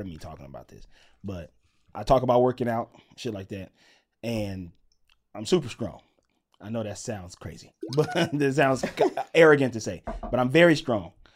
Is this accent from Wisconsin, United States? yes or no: no; Mississippi, United States; growing up in Mississippi